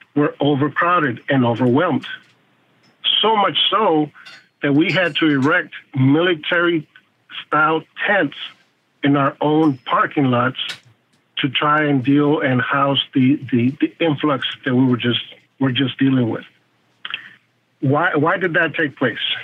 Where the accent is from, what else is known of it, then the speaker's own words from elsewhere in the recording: South Texas, United States; also born or lived in Michigan; Me growing a very poor migrant worker here in South Texas